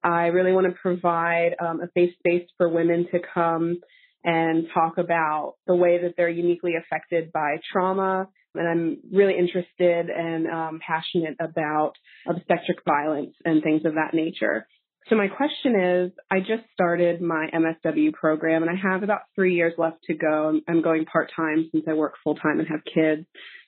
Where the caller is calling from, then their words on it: Harrisburg, Pennsylvania, United States; I'm from Harrisburg, Pennsylvania, and I have a career conundrum.